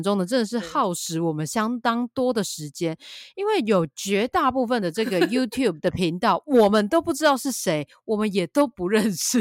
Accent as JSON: {"language": "Chinese", "country": "Taiwan", "said": "我们台湾人"}